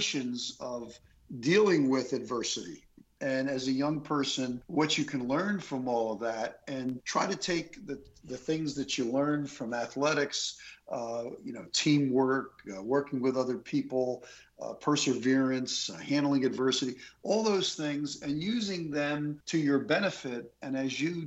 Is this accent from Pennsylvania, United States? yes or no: yes; Philadelphia, Pennsylvania, United States; growing up in the Philadelphia area